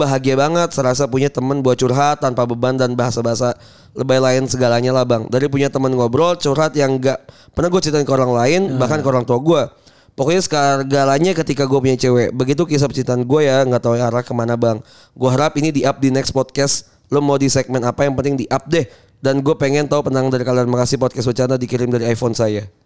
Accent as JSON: {"language": "Indonesian", "town": "Bogor", "region": "West Java", "country": "Indonesia", "said": "Nanya ke gue, gue orang mana? Gue bilang orang Bogor."}